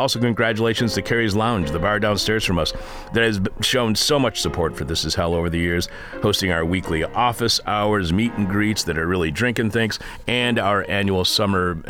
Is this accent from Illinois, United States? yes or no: yes; Chicago, Illinois, United States; As somebody who's been born and raised in Chicago, the people of Indiana are faceless, aren't they?